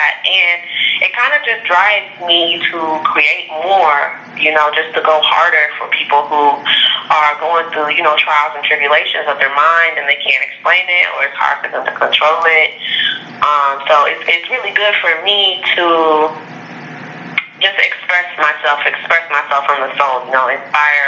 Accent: Las Vegas, Nevada, United States; I was born in Las Vegas.

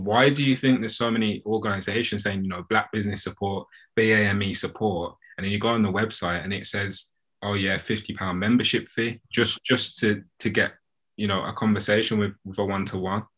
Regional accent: United Kingdom; as British customers

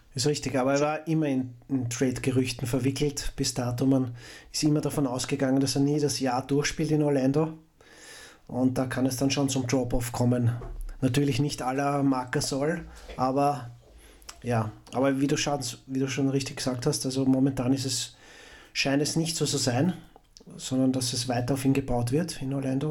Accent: Austria; Als, als Österreicher

